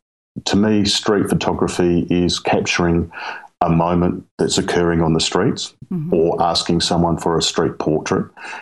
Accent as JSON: {"language": "English", "region": "South Australia", "country": "Australia", "said": "I'm from Southern Australia, so the state of South Australia, essentially right in the middle, right down the bottom, in a small rural town, 3,000 people or so."}